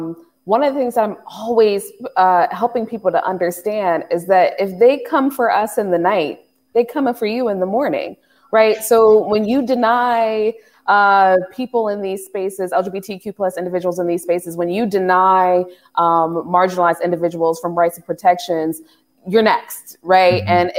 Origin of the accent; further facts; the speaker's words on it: Cleveland, Ohio, United States; also born or lived in Los Angeles; I'm from Ohio City. It was black and brown when I was growing up, right?